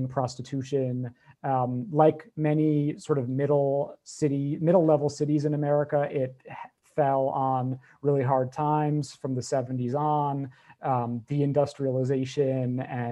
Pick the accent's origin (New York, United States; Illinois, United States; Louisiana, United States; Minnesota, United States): New York, United States; Hudson; moved away as an adult; now in New York City, United States; the Hudson as I experience it, the one that I grew up in and the one that I see now.